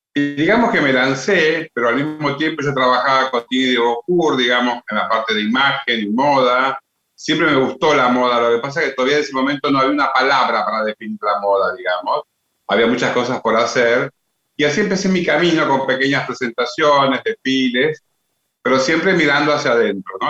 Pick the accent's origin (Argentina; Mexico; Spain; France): Argentina; Salta; yo soy salteño y creo que siempre tuve la vivencia de convivir con todo este tipo de artesanías y artesanos de mi provincia